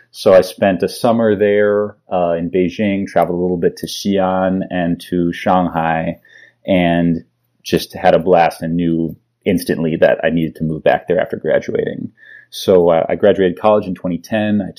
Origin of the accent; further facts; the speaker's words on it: Palo Alto, California, United States; So I I grew up mostly in the Bay Area. I grew up in Palo Alto and went to school at Stanford, so I had a lot of you know California connections behind me.